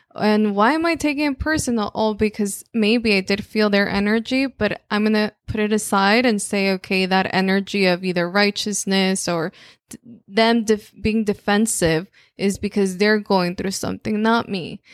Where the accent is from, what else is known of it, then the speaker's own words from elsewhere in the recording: Mexico; first language Spanish; English is a second language; moved away; obviously, I'm Mexican, so it was there. It was like, well, all I speak in my in my home is Spanish